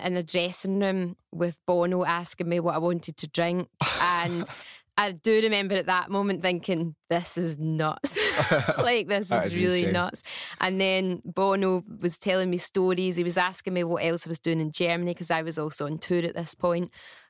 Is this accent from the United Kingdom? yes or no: yes; Bishopbriggs, Scotland, United Kingdom; I'm from Bishopbriggs. Aye. And I was still living in Bishopbriggs at the time as well.